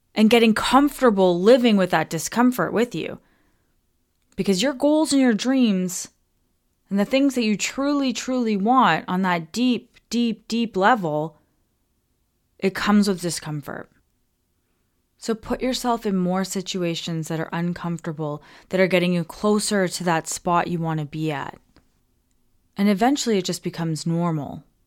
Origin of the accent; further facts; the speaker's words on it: Toronto, Ontario, Canada; moved away as an adult; We're from Toronto.